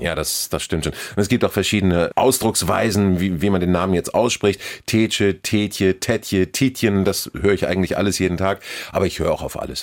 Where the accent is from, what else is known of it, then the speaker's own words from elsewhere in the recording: Hamburg, Germany; hier geboren, hier aufgewachsen, nie weg gewesen